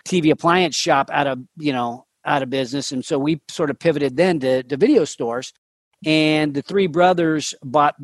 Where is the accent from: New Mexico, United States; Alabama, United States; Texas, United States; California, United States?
California, United States; Sacramento; I grew up here in Sacramento